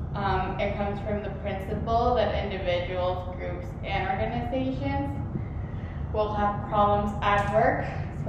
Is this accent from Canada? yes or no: no; Mexico City, Mexico; moved away as an adult; now in Chicago, United States; I'm from Mexico City. I've been here for the past here as in Chicago for the past 6 years